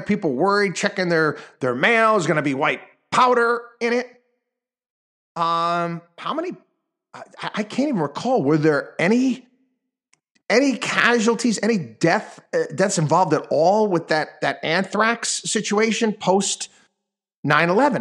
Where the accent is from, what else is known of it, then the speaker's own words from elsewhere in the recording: Albany, New York, United States; moved away; my hometown, uh, of Albany, New York.